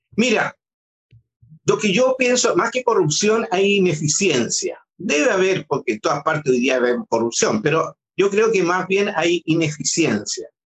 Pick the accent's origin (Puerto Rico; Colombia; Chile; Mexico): Chile; yo también soy chileno